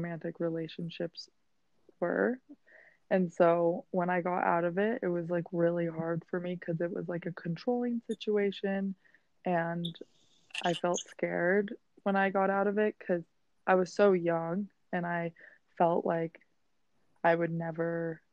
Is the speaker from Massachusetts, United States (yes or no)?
no; Steamboat Springs, Colorado, United States; moved away as an adult; now in New York City, United States; I'm from Steamboat Springs, Colorado